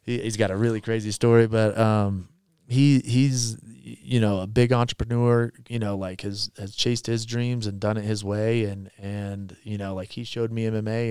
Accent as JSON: {"language": "English", "town": "Little River", "region": "Kansas", "country": "United States", "tie": "born or raised there", "moved": "yes", "said": "I grew up in Kansas in a really small town"}